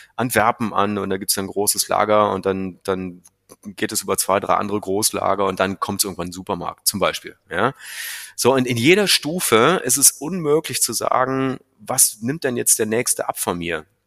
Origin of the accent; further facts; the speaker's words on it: North Rhine-Westphalia, Germany; moved away; also born or lived in Meerbusch / Asia; ich bin, wie du sagst, im schönen Rheinland groß geworden, in einem Dorf